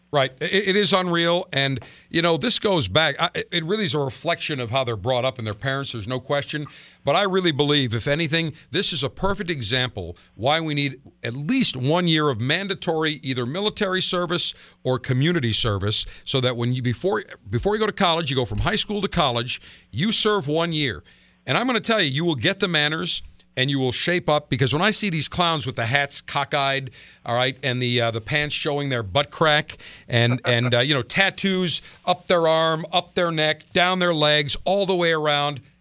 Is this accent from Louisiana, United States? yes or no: no; Buffalo, New York, United States; moved away; Cannot wait to get back to my hometown